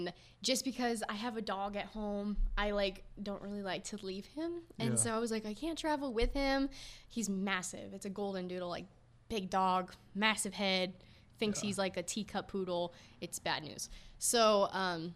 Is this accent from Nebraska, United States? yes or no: no; Virginia Beach, Virginia, United States; Virginia Beach, Virginia